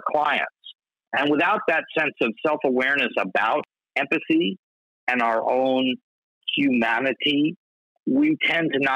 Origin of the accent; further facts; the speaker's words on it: New York City, New York, United States; I grew up on the Lower East Side of Manhattan in the 60s